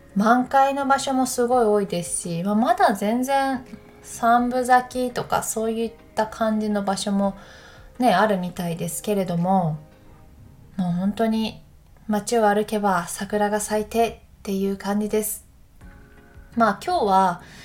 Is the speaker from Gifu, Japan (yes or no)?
yes; Takayama, Gifu, Japan; moved away; 私たちの地元飛騨高山に帰ったよ